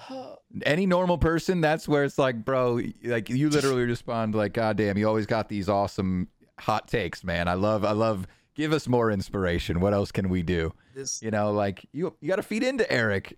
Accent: New England, United States; I am from New England

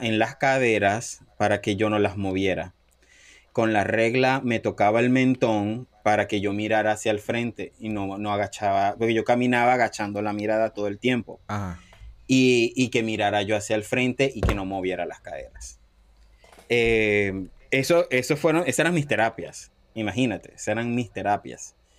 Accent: Cabimas, Zulia, Venezuela; moved away as an adult; also born or lived in Panama; now in Boston, United States; soy venezolano, eh, nací en, Cabimas, Estado Zulia

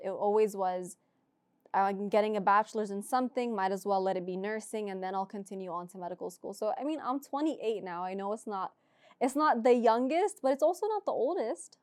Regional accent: Orlando, Florida, United States; moved away as an adult; now in California, United States; I'm from Orlando

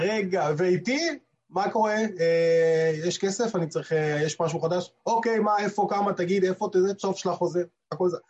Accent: Israel; now in New York, United States; במקרה שלנו כישראלים

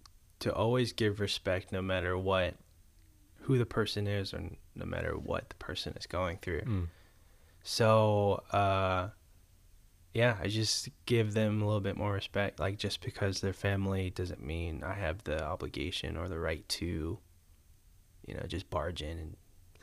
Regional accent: Marietta, Georgia, United States; also born or lived in Boston; I was born and raised in East Cobb, Marietta.

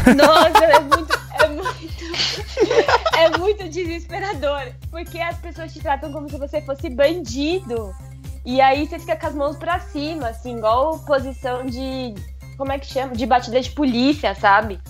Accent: Brazil; Eu sou brasileira, não tem sotaque

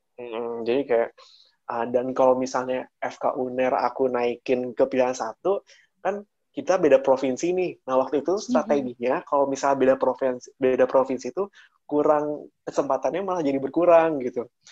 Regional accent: Purwakarta, West Java, Indonesia; berasal dari Purwakarta yang hmm. akhirnya mengambil apa dia uh, waktu itu dari mulai dari kecil dari sekolah SD SMP SMA semua di Purwakarta

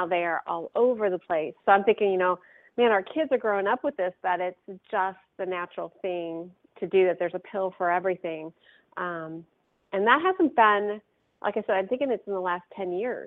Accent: Akron, Ohio, United States; moved away; back in my hometown of Akron

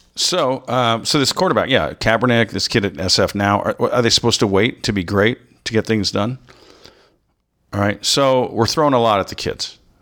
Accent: United States; an American who's traveled

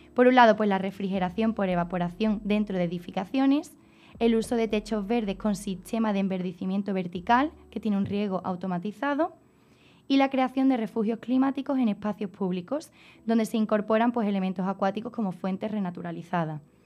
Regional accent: Niebla, Andalusia, Spain; mi pueblo Niebla conquistó parte de Sevilla

